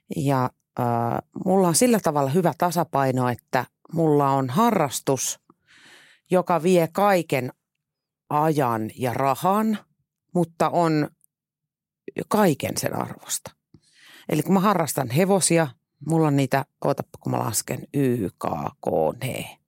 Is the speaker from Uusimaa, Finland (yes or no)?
yes; Tuusula, Uusimaa, Finland; moved away; mä muutin Tuusulasta maalta käytännössä kaupunkiin